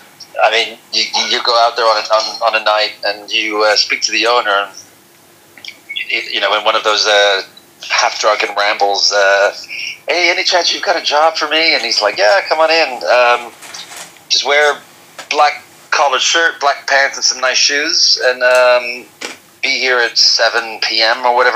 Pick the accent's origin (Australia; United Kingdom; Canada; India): Australia; moved away as an adult; also born or lived in Amsterdam, Netherlands / Tokyo, Japan / Singapore; I was born in Amsterdam, left when I was two and a half, and then I grew up in Tokyo 5 years, Singapore 3 years, Australia 14, went back to Australia in between for a year, and then until recently I lived in Amsterdam for 14 years.